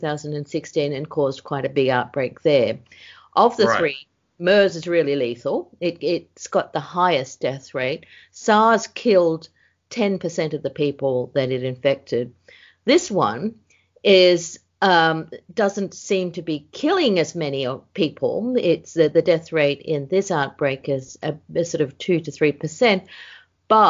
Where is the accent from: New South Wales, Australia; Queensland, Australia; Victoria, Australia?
New South Wales, Australia; Sydney; moved away as an adult; also born or lived in Hong Kong / Europe; I was born and bred in Sydney. I grew up in Sydney